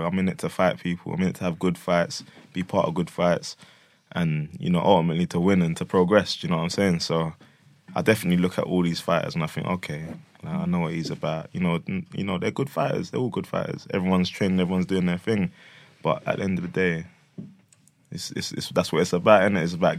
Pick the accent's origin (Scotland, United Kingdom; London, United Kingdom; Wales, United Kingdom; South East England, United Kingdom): London, United Kingdom; Hackney; I grew up in Hackney at first, and took me to this kickboxing place, like in Bethnal Green